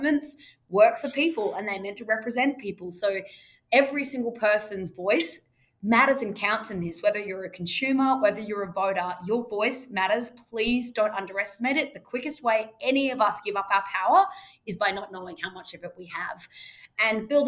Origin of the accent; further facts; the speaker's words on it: Australia; I say that as an Australian.